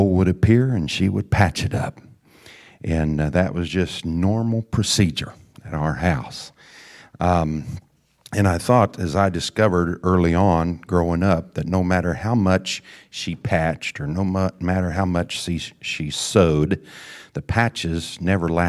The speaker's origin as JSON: {"language": "English", "region": "the Ozarks", "country": "United States", "tie": "born or raised there", "said": "When I was a young boy growing up in the Ozarks, I had my fair share of holy jeans and patches, like every other rambunctious creek wading, tree climbing country boy."}